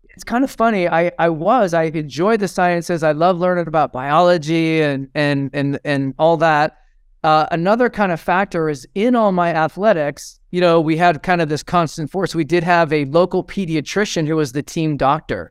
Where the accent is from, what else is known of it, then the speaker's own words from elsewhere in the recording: Fresno, California, United States; also born or lived in Redwood City, California; I was actually born in Redwood City, which is, uh, up near Cupertino, and, uh, so my family moved to Fresno, California